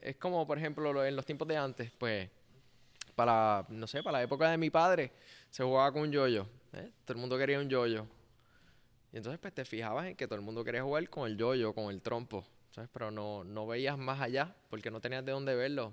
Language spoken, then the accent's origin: Spanish; Puerto Rico; first language Spanish; es su primer lenguaje como puertorriqueño